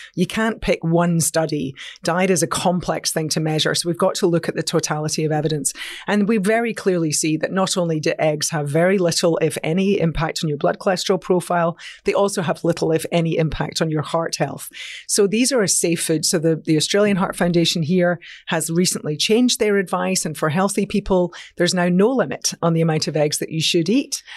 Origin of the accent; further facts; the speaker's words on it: Scotland, United Kingdom; I'm a Scot